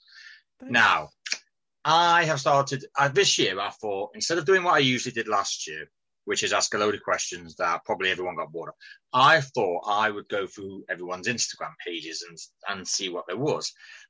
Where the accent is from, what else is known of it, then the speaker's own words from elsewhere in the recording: England, United Kingdom; also born or lived in Nottingham; No, we're English.